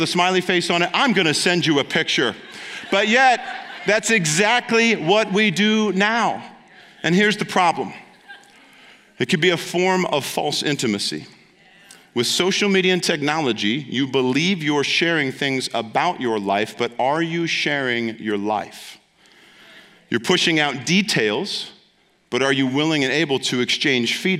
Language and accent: English; Ohio, United States; moved away; because I'm from Ohio